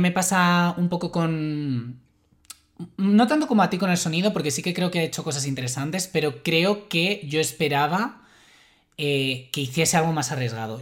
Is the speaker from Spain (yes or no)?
yes; Madrid, Community of Madrid, Spain; soy madrileño